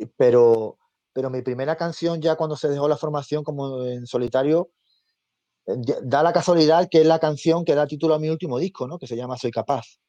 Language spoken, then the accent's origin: Spanish; a village in the province of Seville, Andalusia, Spain; now in Madrid, Spain; Yo soy nacido en Sevilla, de un pueblecito de Sevilla y, vivo hace muchos años en Madrid